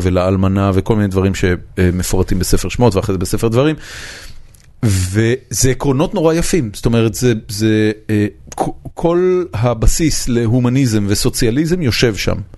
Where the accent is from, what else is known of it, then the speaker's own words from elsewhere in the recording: Israel; אני גדלתי כמובן בארץ